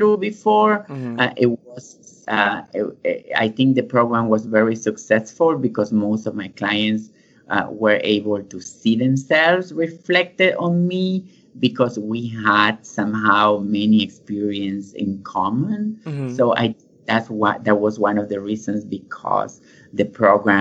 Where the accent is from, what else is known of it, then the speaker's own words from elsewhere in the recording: Argentina; moved away as an adult; now in United States; I'm from Argentina, and I went to music school